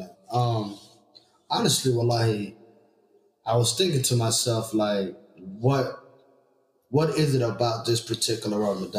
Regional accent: Nashville, Tennessee, United States; now in Minneapolis, United States; I'm from Tennessee, right? I remember when I came from Nashville

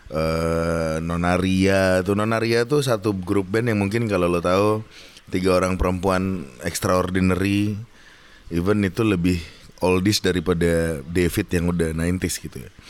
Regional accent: Java, Indonesia; jadi kalau gue orang Jawa itu ada bahasanya jangan terlalu seneng, jangan terlalu sedih, jangan terkagetan gitu.

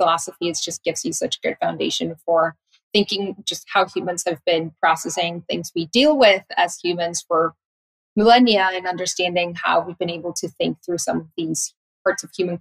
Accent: Tijuana, Baja California, Mexico; my city, from Tijuana

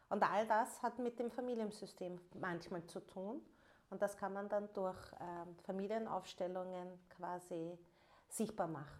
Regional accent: Vienna, Austria; first language German; ich bin ähm, gebürtige Wienerin und ähm, Wien ist äh, mein Lebensmittelpunkt.

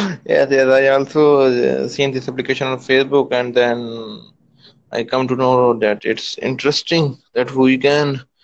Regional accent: Pakistan; I'm from Pakistan.

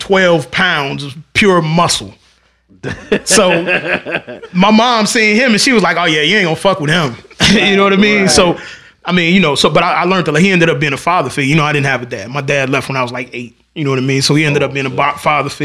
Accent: North Chicago, Illinois, United States; I'm from North Chicago.

